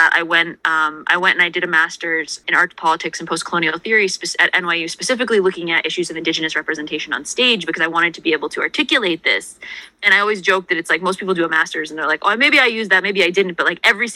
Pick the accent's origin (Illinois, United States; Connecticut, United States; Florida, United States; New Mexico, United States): Connecticut, United States; growing up in Connecticut